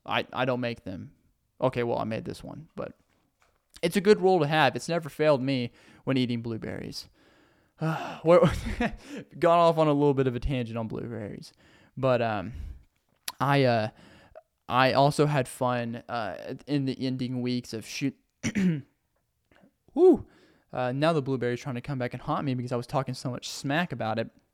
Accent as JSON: {"language": "English", "region": "Arkansas", "country": "United States", "accent": "Southern", "said": "I'm from Arkansas"}